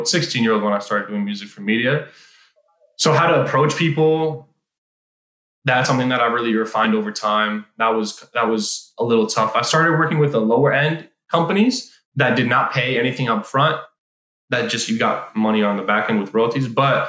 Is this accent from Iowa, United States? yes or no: yes; Iowa, United States; moved away as an adult; also born or lived in Israel; on the plane back from Israel to Iowa and then finished up high school